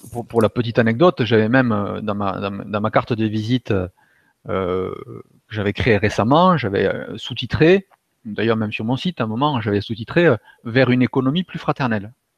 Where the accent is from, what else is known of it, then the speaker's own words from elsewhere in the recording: Toulouse, Occitania, France; moved away as an adult; also born or lived in Germany; revenir à Toulouse, donc, qui, est, ma région d'origine